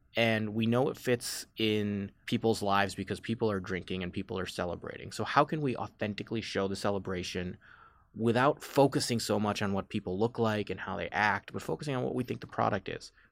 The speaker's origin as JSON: {"language": "English", "town": "Chicago", "region": "Illinois", "country": "United States", "tie": "born or raised there", "also_born_or_lived": "Washington, D.C. / Los Angeles", "said": "I grew up in the suburbs of Chicago"}